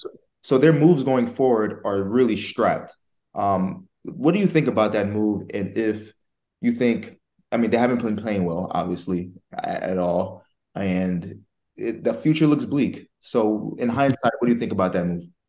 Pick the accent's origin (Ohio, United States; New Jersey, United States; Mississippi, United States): New Jersey, United States; I'm from Jersey